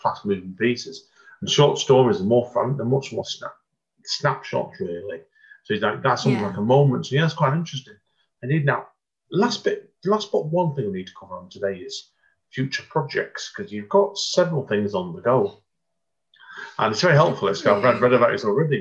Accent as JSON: {"language": "English", "town": "Stretford", "region": "North West England", "country": "United Kingdom", "tie": "born or raised there", "said": "near where I was born in Stretford."}